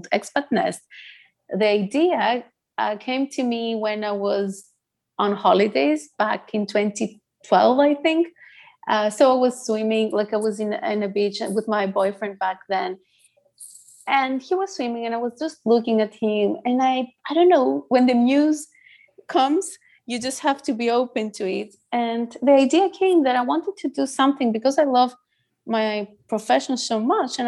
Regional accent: Greece; first language Greek; English is a second language; moved away as an adult; now in Netherlands; I was born in Greece by a Greek father and an Assyrian mother

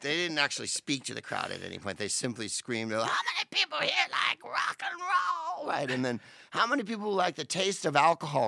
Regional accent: San Carlos, California, United States; moved away as an adult; also born or lived in Palo Alto / Mountain View / England; now in Los Angeles, United States; I was in first grade, second grade in Palo Alto, and then we moved to Saint Carlos and I did third through the rest here.

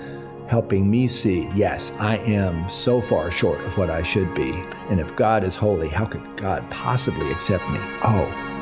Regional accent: United States; somebody who's growing up in the United States of America.

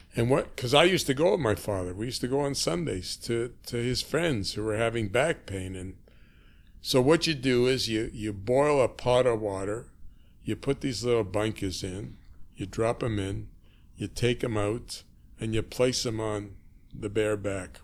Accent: Toronto, Ontario, Canada; I was born on Markham Street, Markham and Harvard, in a house owned by the Firestones

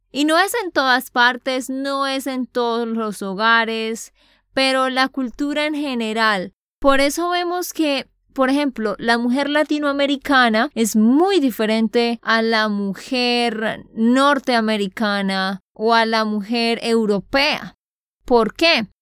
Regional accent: Santander, Colombia; de Santander, Colombia

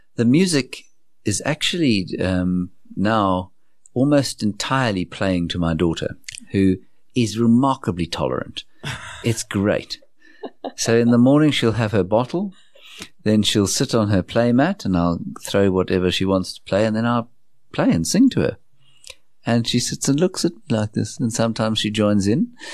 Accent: South Africa; growing up in Johannesburg from nineteen seventy-six when I was born. which is, was an auspicious year in our country's history

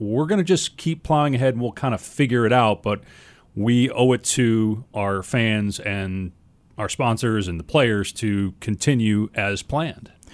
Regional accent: Madison, Wisconsin, United States; moved away as an adult; also born or lived in Syracuse, New York / East Coast / Midwest; now in Arizona, United States; I grew up in Madison, Wisconsin, and I didn't leave the state until I was eighteen years old

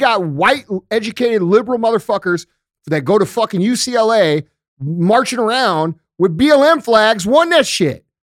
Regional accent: St. Louis, Missouri, United States; I come from Saint Louis

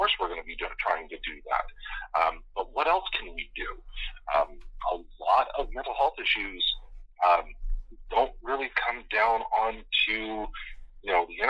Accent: the Maritimes, Canada; I grew up in Maritime, so for me it was CBC, ATV, CTV, and when the weather was bad, whatever we could get out of Bangor, Maine

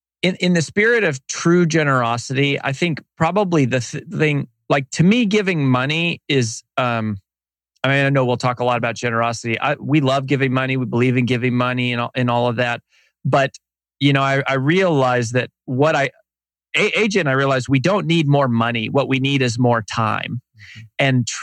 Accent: Colorado, United States; moved away as an adult; also born or lived in Boulder, Colorado / Frederick, Colorado / Denver, Colorado; now in Nashville, United States; Technically, I was born in a trailer park in Boulder, Colorado. I went to high school in a small town called Frederick, Colorado. Then I went to the University of Denver.

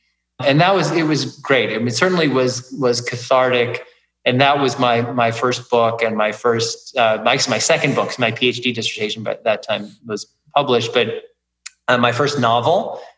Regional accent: Kansas City, Missouri, United States; I mean, I'm from Kansas City. I certainly know the Midwest pretty well.

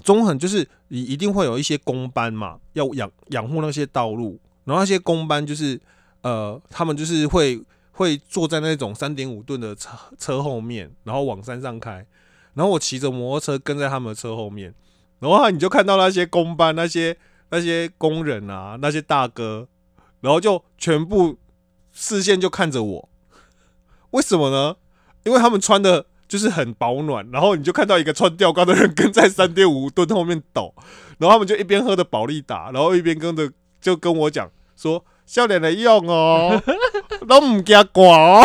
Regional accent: Kaohsiung, Taiwan; moved away; 我是高雄人嘛？那高雄人的特色就是脱鞋

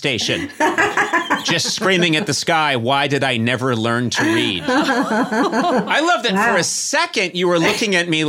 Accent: Brookline, Massachusetts, United States; I grew up in Brookline, Massachusetts, birthplace.

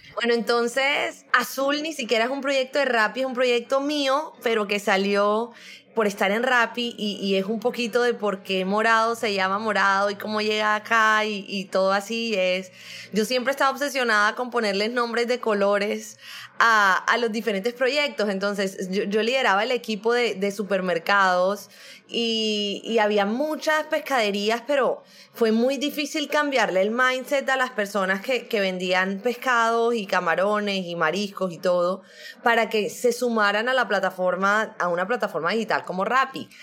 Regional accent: Barranquilla, Atlántico, Colombia; also born or lived in Brazil; yo soy colombiana, pero soy de Barranquilla. Barranquilla es toda la costa atlántica de Colombia

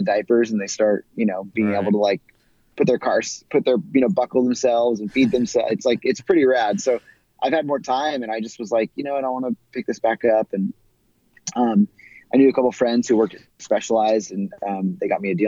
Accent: California, United States; growing up in California and spending a lot of time in the desert Southwest

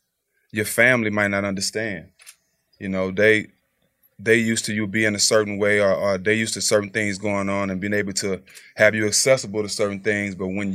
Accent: Port Arthur, Texas, United States; I was in my hometown, Port Arthur.

